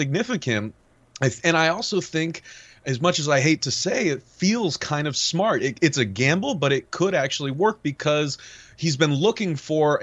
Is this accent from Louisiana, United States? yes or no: no; California, United States; I grew up in California.